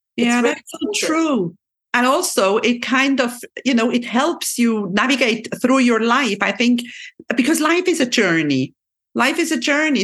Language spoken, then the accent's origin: English; Switzerland; my second mother tongue because I'm from Switzerland, and we have to learn French at a very early age.